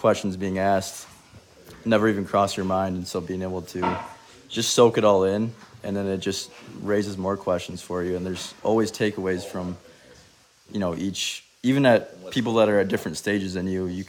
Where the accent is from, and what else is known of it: Michigan, United States